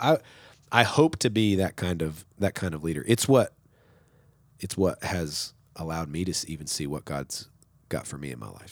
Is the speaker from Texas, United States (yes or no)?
yes; West Texas, United States; moved away as an adult; also born or lived in Sundown, Texas / Sweet Springs, Missouri; now in Nacogdoches, United States; I'm from West Texas. I'm from the desert